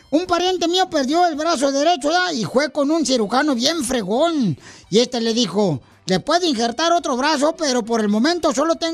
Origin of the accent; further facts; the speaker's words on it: Michoacán, Mexico; now in United States; Porque acá venimos de Michoacán a Estados Unidos.